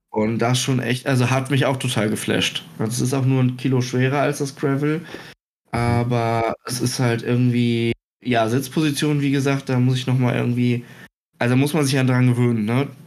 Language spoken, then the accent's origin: German; Germany; ich bin Deutscher